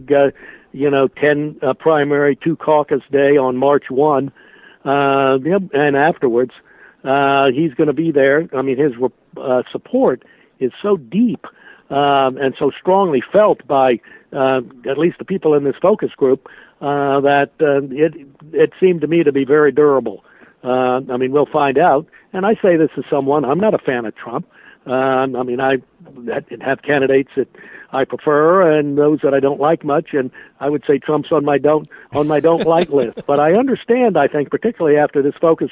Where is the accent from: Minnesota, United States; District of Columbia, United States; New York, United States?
District of Columbia, United States; Washington; I grew up in Washington. I've lived here my whole life